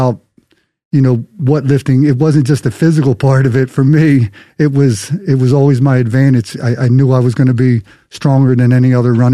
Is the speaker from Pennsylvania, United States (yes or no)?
yes; Philadelphia, Pennsylvania, United States; I grew up in Philadelphia